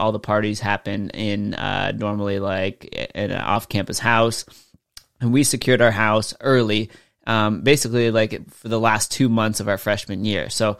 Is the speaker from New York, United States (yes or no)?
no; California, United States; moved away; since I grew up in SoCal, right? We don't get snow.